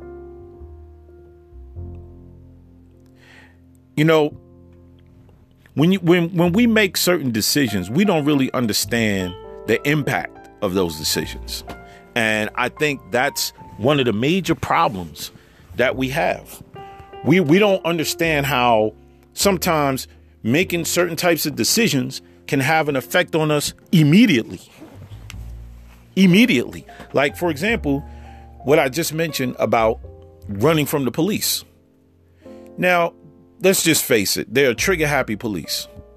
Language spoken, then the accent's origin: English; New York, United States; moved away; I'm a New Yorker, you know, I was living out in New York and I grew up out there.